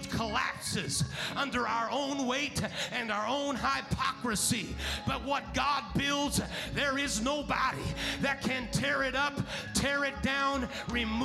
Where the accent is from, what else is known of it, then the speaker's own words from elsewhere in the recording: United States; I was born in America